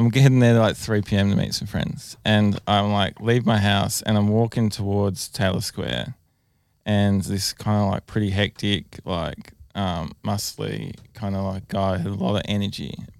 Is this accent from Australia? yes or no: yes; Adelaide, South Australia, Australia; I grew up in Adelaide.